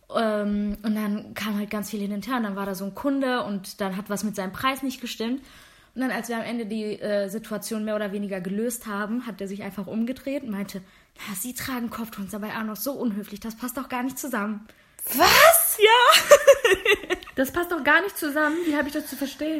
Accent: Germany; accent: accent-free German; Ja, aus Deutschland.

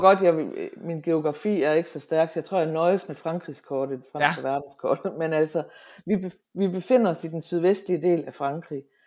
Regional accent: Hammerum, Central Denmark Region, Denmark; accent: Central Jutlandic; also born or lived in Aalborg, Denmark; now in France; jeg er midtjyde

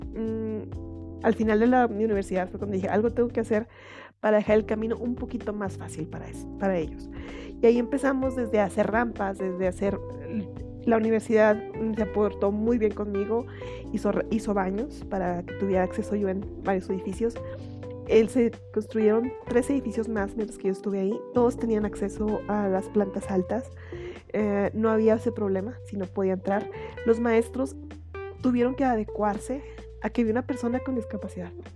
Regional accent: Chihuahua, Mexico; soy de Chihuahua, en México.

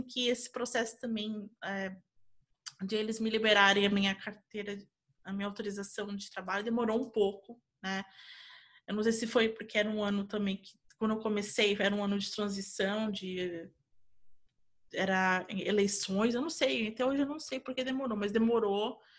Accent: Brazil; moved away as an adult; now in United States; quando eu saí do Brasil

